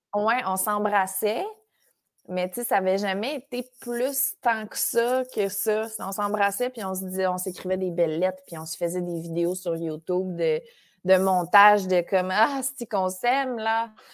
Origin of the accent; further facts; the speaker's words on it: Saint-Léandre, Quebec, Canada; now in Montreal, Canada; Je suis native de Saint-Léandre. qui C'est un village à 15 minutes de Matane. Euh, je suis née là-bas. Puis euh, j'ai vécu là jusqu'à mes genres de 12 ans